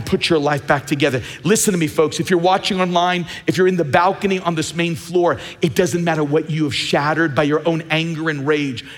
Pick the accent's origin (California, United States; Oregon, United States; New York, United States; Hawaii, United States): New York, United States; Long Island; When I grew up in Long Island